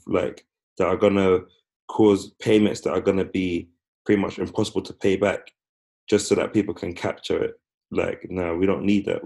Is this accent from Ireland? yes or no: no; United Kingdom; being children of the empire, being born and raised in Britain